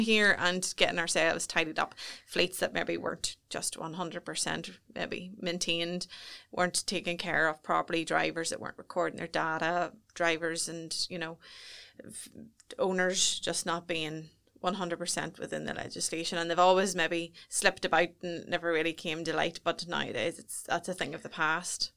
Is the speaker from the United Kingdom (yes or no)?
yes; Newry, Northern Ireland, United Kingdom; I was brought up just outside Baysburg, so just on the cusp of Newry, and I've never ve-, ventured too far away